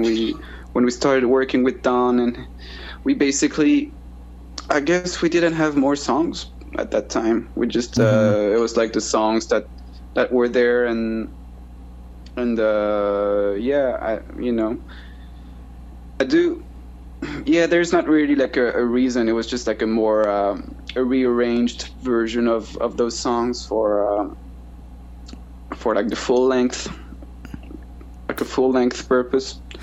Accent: Brittany, France; I was raised in Brittany, uh, where I'm where I am now. It's the it's uh, the northwest coast of uh, of France

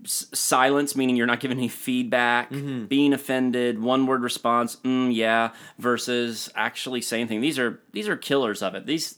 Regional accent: Florida, United States; I came from South Florida and I don't understand.

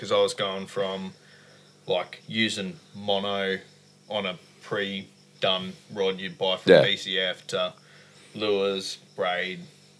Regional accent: Blackwater, Queensland, Australia; also born or lived in Dysart; I grew up in Blackwater, pretty much. I was in Dysart first and then Blackwater.

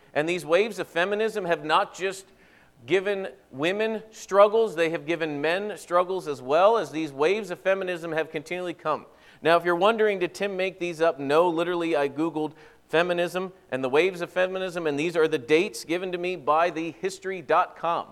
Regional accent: eastern Pennsylvania, United States; moved away as an adult; also born or lived in Central Wisconsin; now in Wisconsin, United States; I will have lived longer in Wisconsin than I lived in eastern Pennsylvania.

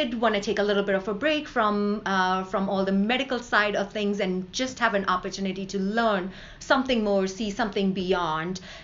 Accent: India; now in United States; growing up in India

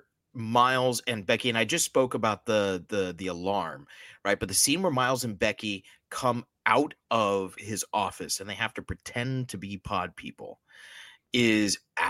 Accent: Miami, Florida, United States; now I'm from Miami, not a small town, but I've been in many small towns.

